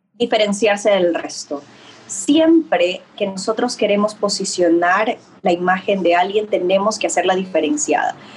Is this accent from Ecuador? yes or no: yes; Ecuador; yo soy de Ecuador